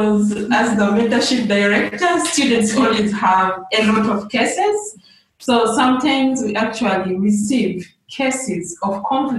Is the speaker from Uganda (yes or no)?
yes; Western Region, Uganda; moved away as an adult; now in Juba, South Sudan; It was a refugee settlement called Ibuga in Western Uganda. So most of my time, that's where I grew up.